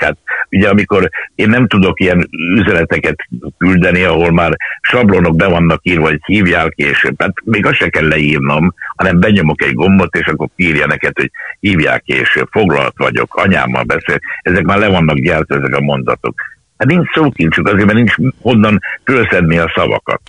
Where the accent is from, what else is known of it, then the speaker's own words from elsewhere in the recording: Budapest, Hungary; Angyalföldön születtem, és ott a Margit templomba jártunk, akkor elköltöztünk akkor a Rózsák terére.